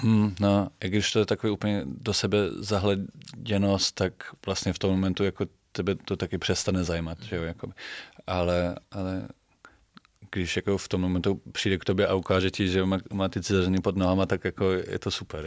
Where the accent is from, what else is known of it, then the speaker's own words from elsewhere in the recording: Bremen, Germany; Czech is a second language; moved away as an adult; now in Prague, Czech Republic; Já jsem se narodil v Brémách